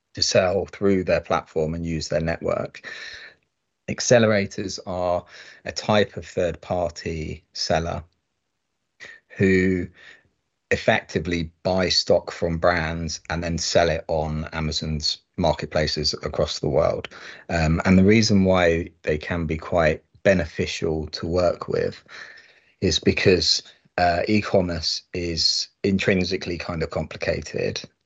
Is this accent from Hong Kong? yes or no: no; United Kingdom; being British